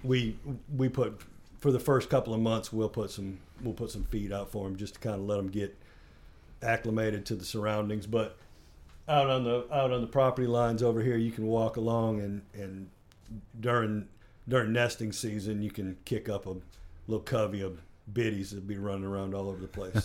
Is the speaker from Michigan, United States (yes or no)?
yes; Kalamazoo, Michigan, United States; moved away; I'm originally from Kalamazoo, Michigan